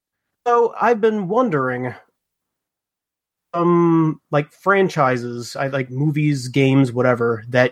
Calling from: Texas, United States; calling from Texas.

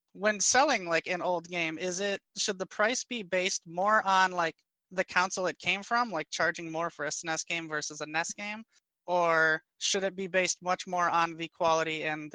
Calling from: Highland, Michigan, United States; Hi, this is … from Highland, Michigan, where it is snowing furiously.

